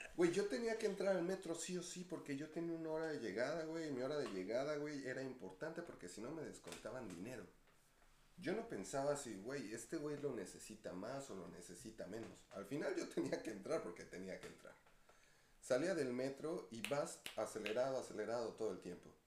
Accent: Ecatepec, State of Mexico, Mexico; yo también de Catepec

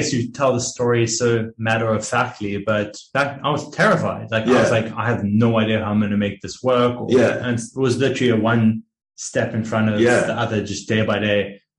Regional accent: South Africa; born there; moved away; So I'm a South African born, but I've been traveling and working online for about 5 years now, you could say.

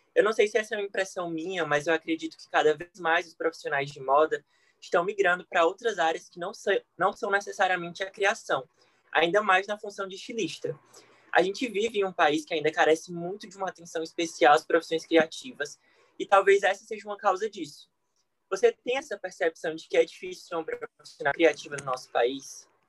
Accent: Ceará, Brazil; eu sou do Ceará

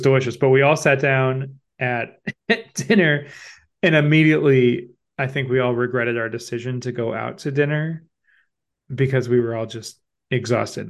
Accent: Midwest, United States; being a Midwesterner

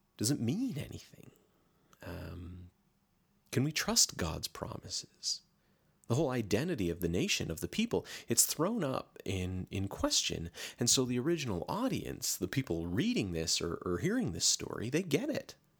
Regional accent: Canada; I'm Canadian

